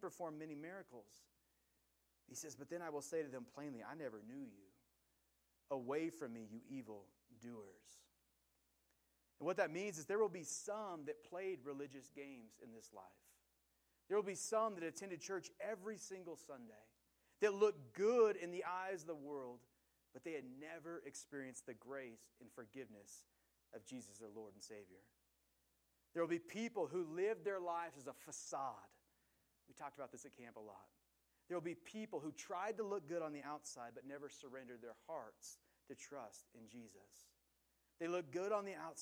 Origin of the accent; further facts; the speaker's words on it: Willamette Valley, Oregon, United States; I grew up in the Willamette Valley, which is in Oregon